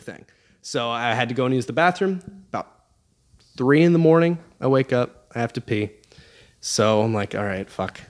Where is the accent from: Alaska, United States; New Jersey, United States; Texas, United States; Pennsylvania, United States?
Alaska, United States; I'm from Alaska